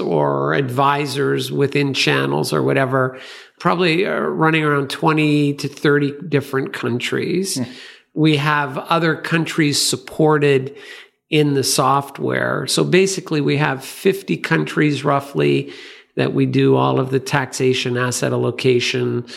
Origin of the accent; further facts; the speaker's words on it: Canada; coming from Canada